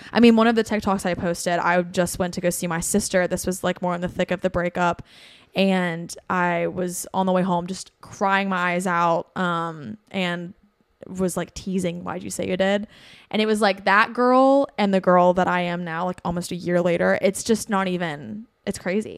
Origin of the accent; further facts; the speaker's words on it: Bristol, Tennessee, United States; now in Nashville, United States; I'm from Bristol, Tennessee, um, which is like four and a half hours from here, furthest northeast Tennessee you can go.